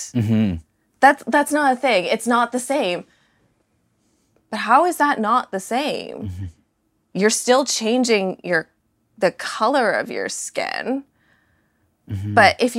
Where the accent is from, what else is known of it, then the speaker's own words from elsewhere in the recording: Canada; I was born in Canada, raised by a Canadian family, their ancestry is British. So Canadian history, British history, all that, I totally understand.